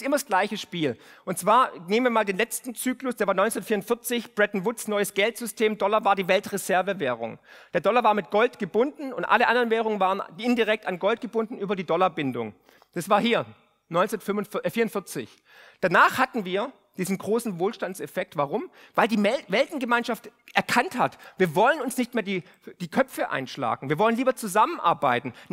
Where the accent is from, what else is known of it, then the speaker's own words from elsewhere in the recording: Baden-Württemberg, Germany; Und glaubt mir eins, ich komme aus dem Remstal. Aus dem Remstal kommen die ganzen Rebellen.